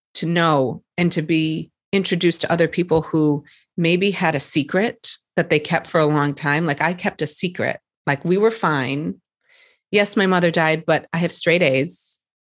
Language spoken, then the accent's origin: English; Boston, Massachusetts, United States; here just in Boston, around my hometown